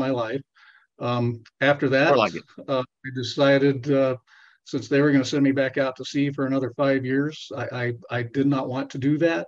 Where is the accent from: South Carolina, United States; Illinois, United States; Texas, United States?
Texas, United States; Kermit; now in Colorado, United States; I'm originally from Texas. I was born in a little town called Kermit, Texas